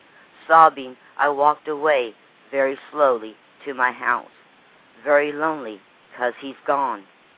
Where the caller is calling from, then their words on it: Lake Wales, Florida, United States; Lake Wells, Florida.